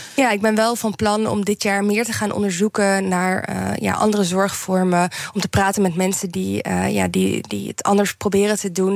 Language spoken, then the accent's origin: Dutch; Netherlands; moved away as an adult; ik uit Nederland ben weggegaan